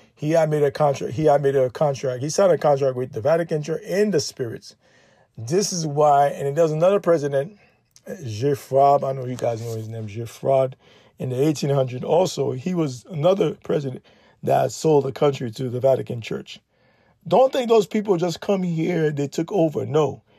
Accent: Haiti; I'm Haitian

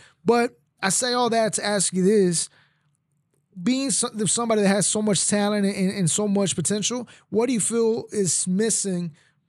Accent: Prairie View, Texas, United States; English is a second language; also born or lived in Mexico; when I came to Texas, I was born in Mexico. Mm-hmm. I didn't speak not one word in English. And then I grew up in Prairie View. You know, I went to school in Prairie View.

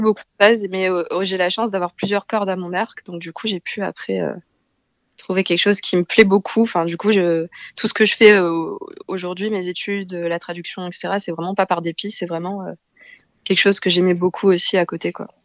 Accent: Marseille, Provence-Alpes-Côte d'Azur, France; moved away as an adult; also born or lived in South Korea; now in Paris, France; je suis originaire de Marseille

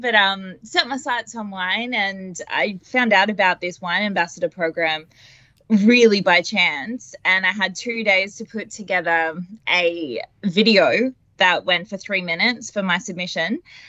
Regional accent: Warragul, Victoria, Australia; So I'm from Victoria in Gippsland. Oh, sorry, Warrigal in Gippsland, I should say. Little country girl.

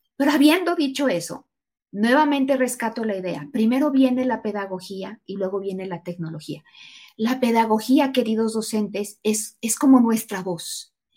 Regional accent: Mexico; also born or lived in Aguascalientes, Mexico; fui la única mexicana en la Comisión Internacional para los Futuros de la Educación

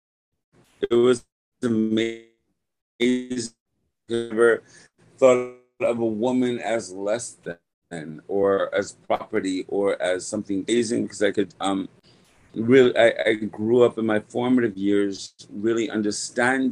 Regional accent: Wyandanch, New York, United States; I was born in Long Island, Wyandanch, Long Island

